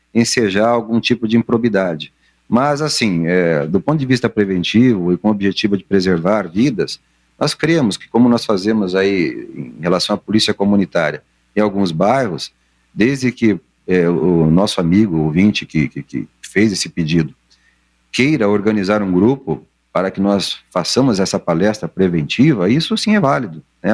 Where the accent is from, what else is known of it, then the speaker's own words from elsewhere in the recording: Londrina, Paraná, Brazil; Eu sou de Londrina